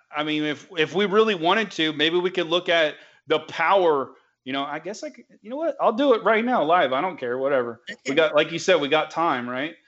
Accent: the South, United States; accent: southern; my southern accent

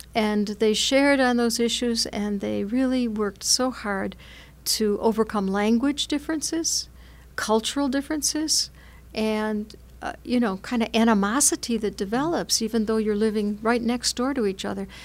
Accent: United States; as American Catholics

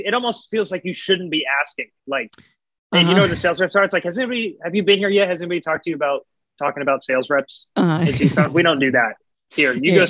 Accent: Tucson, Arizona, United States; moved away; I'm originally from Tucson, Arizona, yeah.

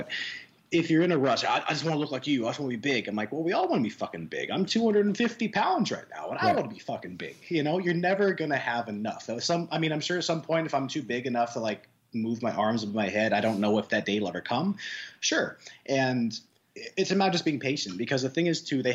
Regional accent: Nebraska, United States; I am actually from Nebraska

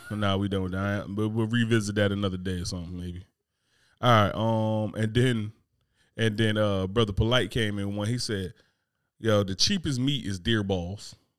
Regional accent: New Jersey, United States; moved away; growing up in Jersey

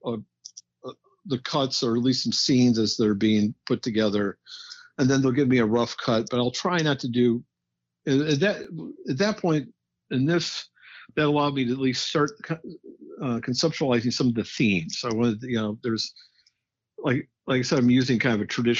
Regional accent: Midwest, United States; I was fortunate enough to grow up in the Midwest

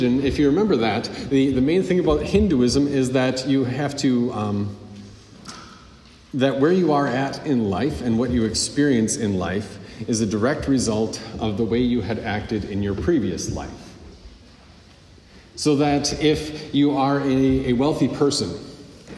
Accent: United States

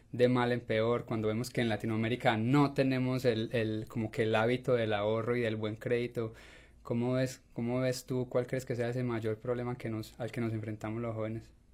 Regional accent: Colombia; now in United States; soy colombiano y sé cómo se maneja en Colombia

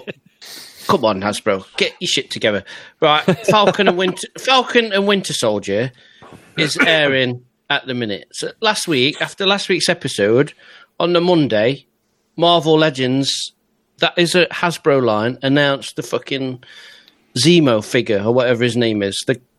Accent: England, United Kingdom; Because we're English and full of hope and optimism.

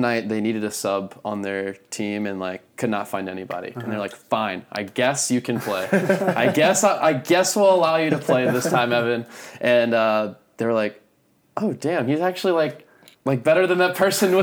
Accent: Metairie, Louisiana, United States; I'm from Metairie, Louisiana, which is like 15 minutes outside downtown New Orleans

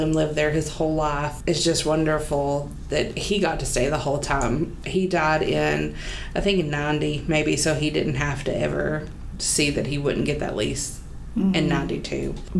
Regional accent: Harlan County, Kentucky, United States; now in Perry County, Kentucky, United States; I'm from Harlan County and I live in Perry County now, that there's just Leslie County that separates us

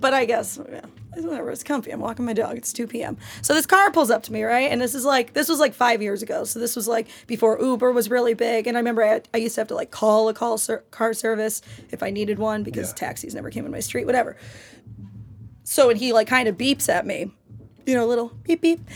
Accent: New York, United States; I'm a New Yorker and we do not sleep

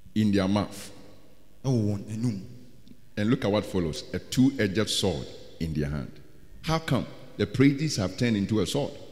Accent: Ghana; I'm a Ghanaian

